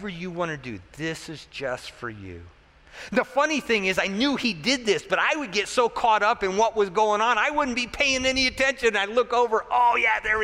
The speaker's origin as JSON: {"language": "English", "country": "United States", "said": "as an American, you know, our American mindset"}